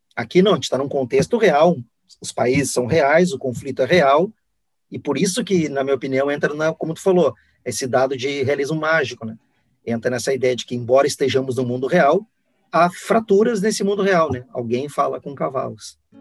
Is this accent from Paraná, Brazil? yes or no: no; Guaíba, Rio Grande do Sul, Brazil; also born or lived in Porto Alegre; Eu nasci em Porto Alegre, mas me criei em Guaíba, eu me digo guaibense